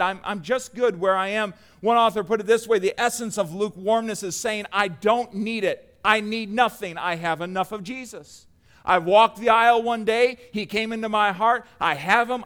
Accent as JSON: {"language": "English", "country": "United States", "said": "us as Americans"}